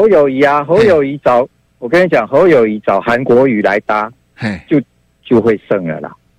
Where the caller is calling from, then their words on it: Chiayi, Taiwan; 我嘉义